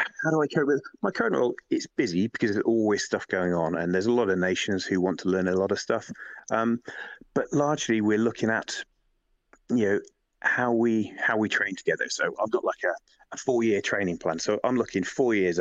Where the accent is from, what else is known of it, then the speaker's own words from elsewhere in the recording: Lincoln, East Midlands, United Kingdom; now in London, United Kingdom; I come from Lincoln originally. I'm living down in London, Lincoln originally